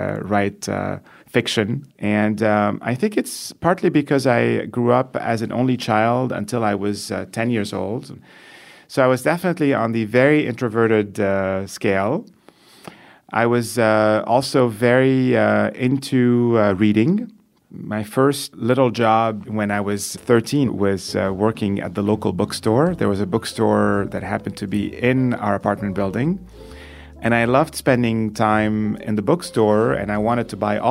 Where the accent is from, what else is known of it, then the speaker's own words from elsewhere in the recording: Beirut, Beirut Governorate, Lebanon; also born or lived in France; now in United States; I was born in Beirut in 47 years ago.